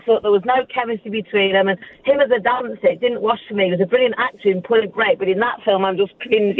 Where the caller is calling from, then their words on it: Kenilworth, West Midlands, United Kingdom; I'm just driving to horse riding at the moment, so I'm in Kenilworth.